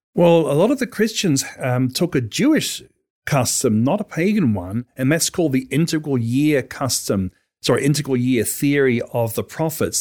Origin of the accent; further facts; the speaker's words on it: New Zealand; as a kid growing up in New Zealand